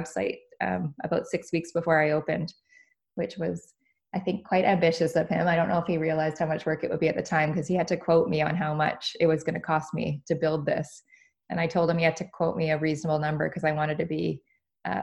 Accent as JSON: {"language": "English", "country": "Canada", "lives_now": "Vancouver, Canada", "said": "And I'm here in Vancouver. We're Canadian"}